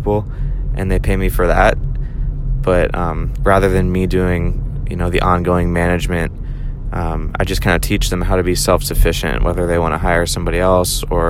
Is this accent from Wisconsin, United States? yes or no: no; Pittsburgh, Pennsylvania, United States; moved away as an adult; also born or lived in California / Chicago, Illinois; now in Tampa, United States; So, again, I was raised in Pittsburgh. I moved down to Tampa about 5 years ago.